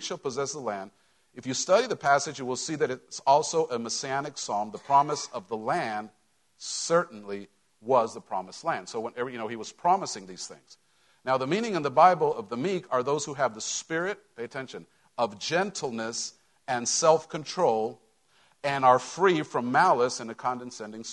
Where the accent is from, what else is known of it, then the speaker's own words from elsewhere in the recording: Mexico; moved away; growing up in Mexico